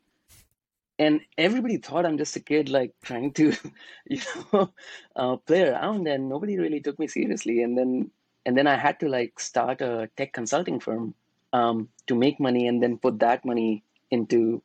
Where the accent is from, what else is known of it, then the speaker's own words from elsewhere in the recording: Varanasi, Uttar Pradesh, India; moved away as an adult; now in United States; I'm from Varanasi. It's a very, very small city. We have, you know, really peaceful city and lots of cows. So I grew up there